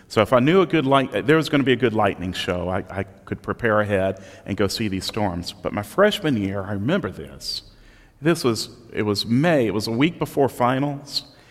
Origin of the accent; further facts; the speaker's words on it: Southeast Texas, United States; growing up in Southeast Texas on the Gulf Coast, I got to live through two hurricanes